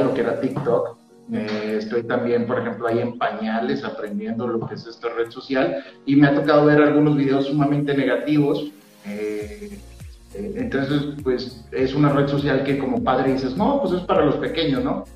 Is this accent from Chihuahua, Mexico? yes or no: no; Durango, Mexico; somos duranguenses